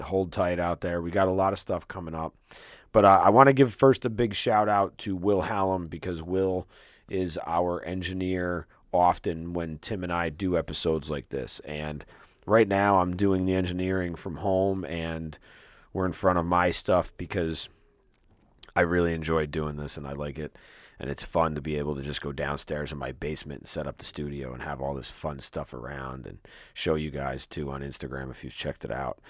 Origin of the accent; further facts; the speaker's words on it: Troy, New York, United States; I grew up at the foot of South Troy